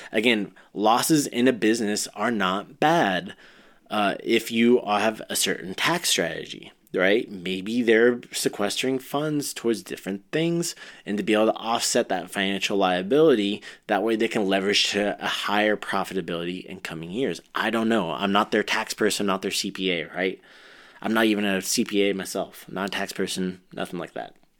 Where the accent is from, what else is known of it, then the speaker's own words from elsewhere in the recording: Ventura, California, United States; I grew up in Ventura, went, it was right across the street from where I went to high school and everything too